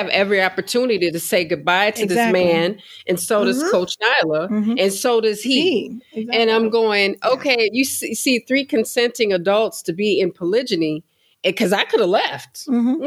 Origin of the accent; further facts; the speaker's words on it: United States; I was raised in America. However, American culture is not my culture.